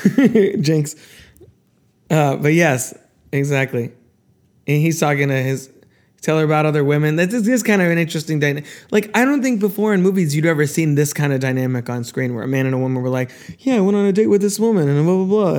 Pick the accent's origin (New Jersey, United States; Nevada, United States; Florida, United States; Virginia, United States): Florida, United States; we're from Florida